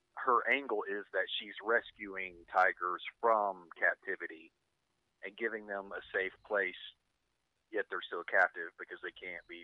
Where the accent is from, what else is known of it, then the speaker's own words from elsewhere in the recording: Paragould, Arkansas, United States; accent: country; moved away; I started streaming my local hometown television station, KIT.